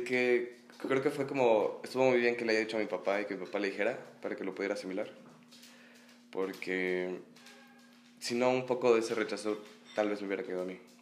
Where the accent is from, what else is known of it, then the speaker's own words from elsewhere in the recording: Mexico City, Mexico; Vengo del Edron Academy, mm. aquí en la Ciudad de México